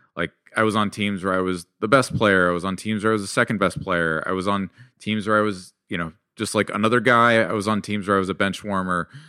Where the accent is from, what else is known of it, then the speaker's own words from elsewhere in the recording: suburb of San Jose, California, United States; also born or lived in Mountain View, California / South Bend, Indiana; I was born in Mountain View, but I grew up in a town, like, another suburb of San Jose, California